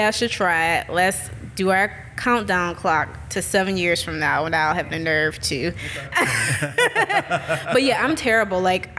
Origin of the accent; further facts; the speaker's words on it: New Orleans, Louisiana, United States; now in Jackson, United States; I am from New Orleans.